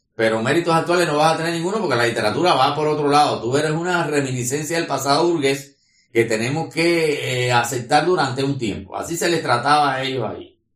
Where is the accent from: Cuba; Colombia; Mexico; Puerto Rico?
Cuba; como un cubano más